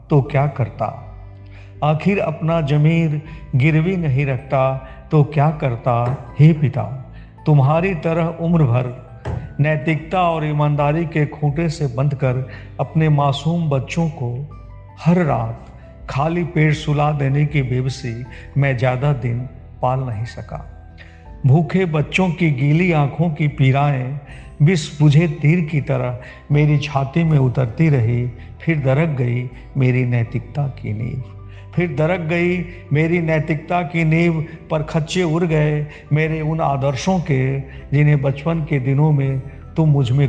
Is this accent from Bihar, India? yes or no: yes; Sitamarhi, Bihar, India; सीतामढ़ी से हूँ